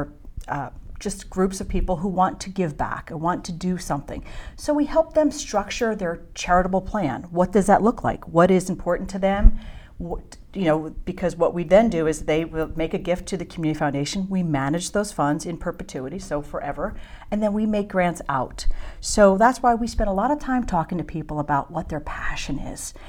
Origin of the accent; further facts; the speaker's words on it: New Jersey, United States; also born or lived in Philadelphia, Pennsylvania; now in Reading, United States; I was born in North Jersey